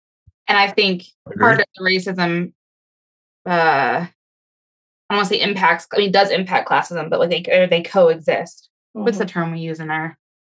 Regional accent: Baltimore, Maryland, United States; I'm from East Baltimore area. And there's a fine line that we tread being well off and still being from East Baltimore.

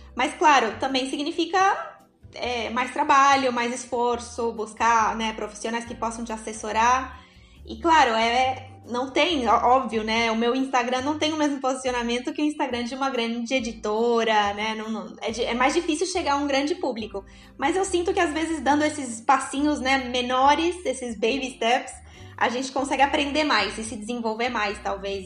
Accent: São Paulo, Brazil; moved away as an adult; now in Uruguay; eu vivo no Uruguai, como os, os meninos comentaram, vai fazer já sete anos que eu estou aqui. Mas né, eu sou natural de São Paulo, na realidade

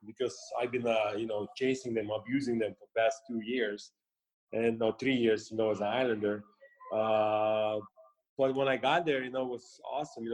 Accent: Russia; moved away as an adult; also born or lived in United States; growing up in the Soviet Union

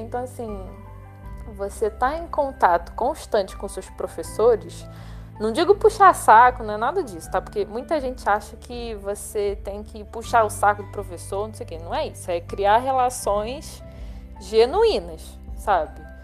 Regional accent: Brazil; Eu não, não sou do Oriente Médio, sou brasileira

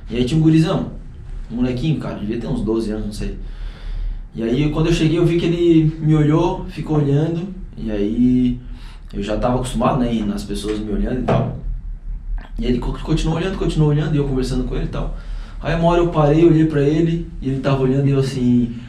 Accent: Criciúma, Santa Catarina, Brazil; Então cresci também no, no Heriberto Wilson, nesse, nesse ambiente

